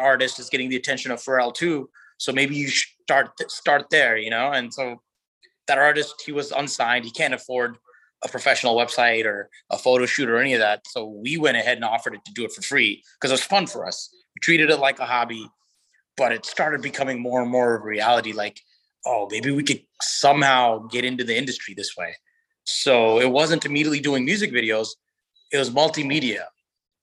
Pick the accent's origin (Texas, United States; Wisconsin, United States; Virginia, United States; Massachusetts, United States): Virginia, United States; Virginia Beach; my hometown in Virginia Beach, where I'm from